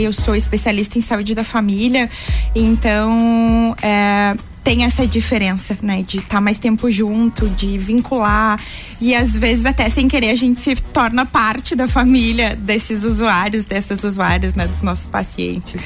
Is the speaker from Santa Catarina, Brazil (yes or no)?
yes; Lages, Santa Catarina, Brazil; eu sou natural de Lages